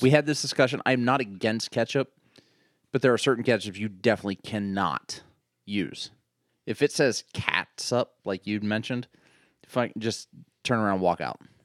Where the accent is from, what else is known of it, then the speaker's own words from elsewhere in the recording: Pittsburgh, Pennsylvania, United States; I'm from Pittsburgh